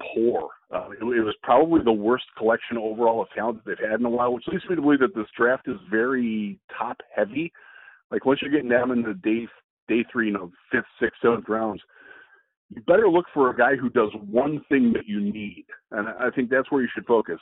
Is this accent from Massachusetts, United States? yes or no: no; Vermilion, Ohio, United States; they are from my hometown. Brian was, I think, two years behind me in school